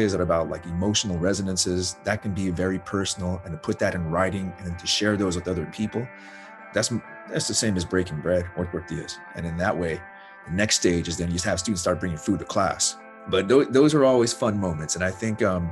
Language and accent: English; Arizona, United States; moved away; I grew up in Arizona